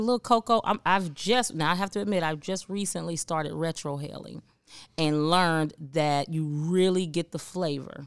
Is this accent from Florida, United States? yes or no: no; Cincinnati, Ohio, United States; moved away as an adult; now in Memphis, United States; I'm from Cincinnati